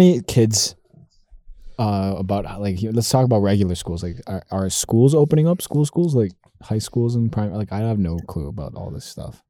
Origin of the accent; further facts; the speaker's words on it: United States; Yeah, I'm American.